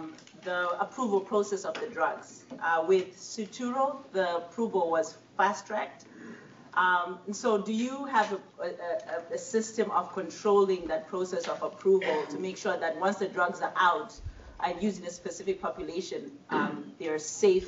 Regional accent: Zimbabwe; moved away; I'm from Zimbabwe

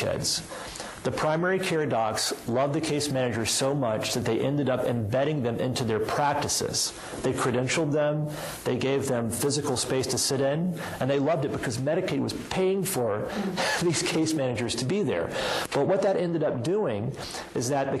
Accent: Alabama, United States; now in Boston, United States; I have a history of growing up in Alabama

